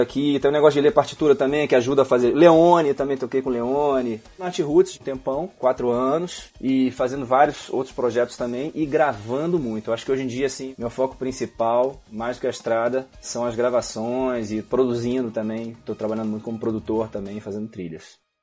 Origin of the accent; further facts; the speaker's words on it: Brasília, Federal District, Brazil; moved away as an adult; also born or lived in Rio de Janeiro; eu sou carioca, mas morei em Brasília a minha infância toda até os 23